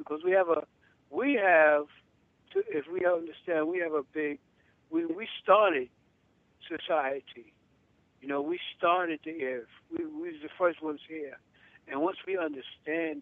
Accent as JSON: {"language": "English", "region": "New York", "country": "United States", "tie": "born or raised there", "moved": "yes", "lives_now": "Florida, United States", "said": "I'm a native from New York"}